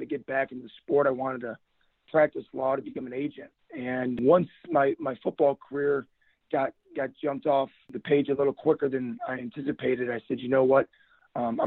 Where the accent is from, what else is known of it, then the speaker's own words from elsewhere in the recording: Buffalo, New York, United States; moved away; also born or lived in Berea, Ohio; Now, I tell everyone I'm from Buffalo, New York, but I became a man in Berea, Ohio.